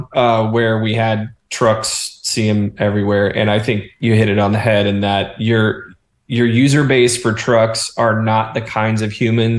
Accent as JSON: {"language": "English", "region": "North Georgia", "country": "United States", "tie": "born or raised there", "said": "When I grew up in North Georgia"}